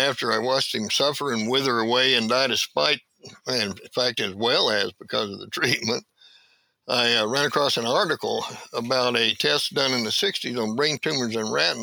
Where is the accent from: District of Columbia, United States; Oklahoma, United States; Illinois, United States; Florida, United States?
Oklahoma, United States; now in Portland, United States; I originally lived from Oklahoma